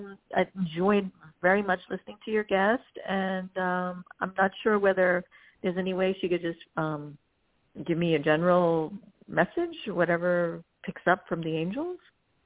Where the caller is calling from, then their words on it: New York City, New York, United States; I'm calling from New York City.